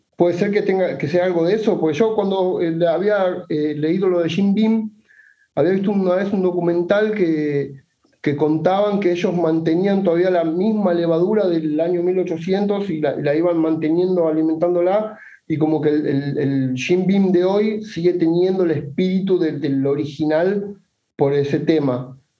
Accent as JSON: {"language": "Spanish", "region": "Buenos Aires", "country": "Argentina", "said": "de Buenos Aires, Argentina"}